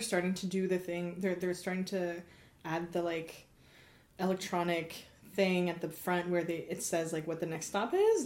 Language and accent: English; Gatineau, Quebec, Canada; I'm from Gatineau